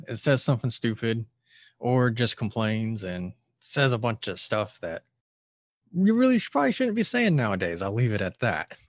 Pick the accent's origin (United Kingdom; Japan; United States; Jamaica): United States; Tampa, Florida; born and raised in Tampa, Florida.